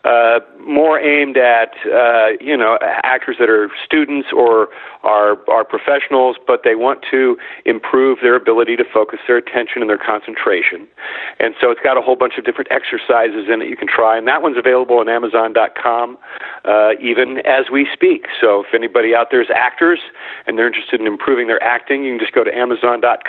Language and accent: English; Midwest, United States; I grew up in the Midwest